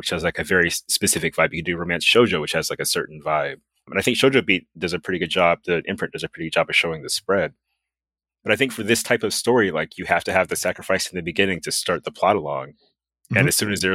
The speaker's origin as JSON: {"language": "English", "country": "United States", "said": "I'm from America"}